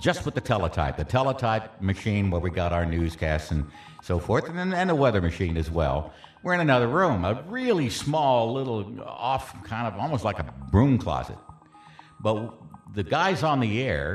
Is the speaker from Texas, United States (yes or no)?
yes; San Antonio, Texas, United States; it was just my hometown